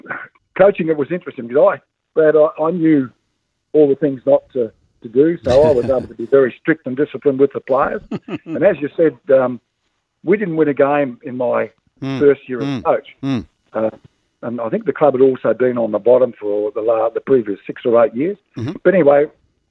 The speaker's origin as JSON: {"language": "English", "region": "Victoria", "country": "Australia", "said": "I'm from Victoria."}